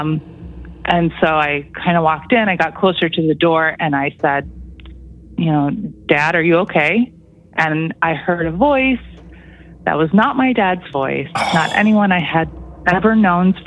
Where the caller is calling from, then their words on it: Toronto, Ontario, Canada; I'm calling from Toronto